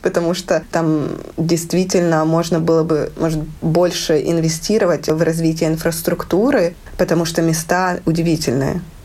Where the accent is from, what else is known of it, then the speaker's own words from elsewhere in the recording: Lviv, Lviv Oblast, Ukraine; moved away as an adult; now in Riga, Latvia; я из Украины, живу в Латвии